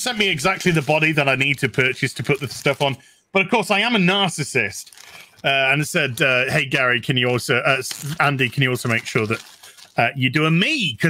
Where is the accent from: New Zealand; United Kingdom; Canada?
New Zealand; New Zealander. I'm a New Zealander. Well, apparently I'm a New Zealander.